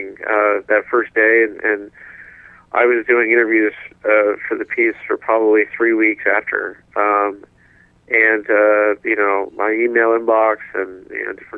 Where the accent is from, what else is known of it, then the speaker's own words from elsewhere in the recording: Oklahoma, United States; I grew up in Oklahoma. That was where my family moved to kind of get closer to our Native American roots